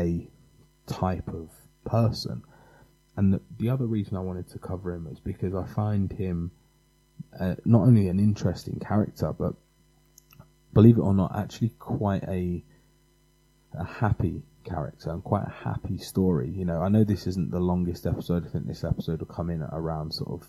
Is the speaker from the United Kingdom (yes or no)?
yes; England, United Kingdom; being English